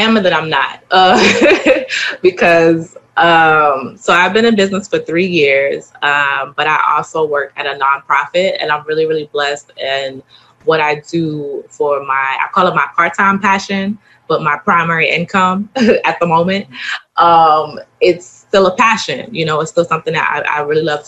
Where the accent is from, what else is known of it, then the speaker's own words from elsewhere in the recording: Baltimore, Maryland, United States; I'm from Baltimore, so I have that hustler